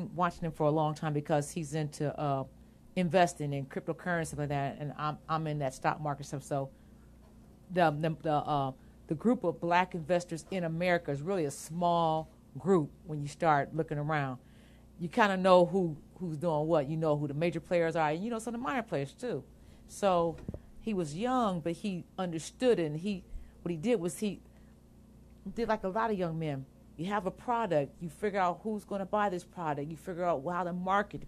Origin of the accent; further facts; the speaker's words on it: Akron, Ohio, United States; We're from Akron